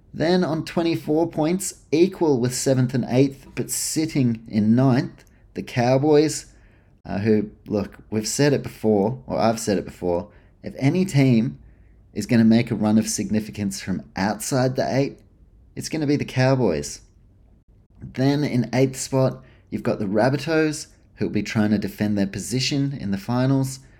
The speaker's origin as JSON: {"language": "English", "country": "New Zealand", "tie": "born or raised there", "said": "I grew up in New Zealand, but dad's from Canberra"}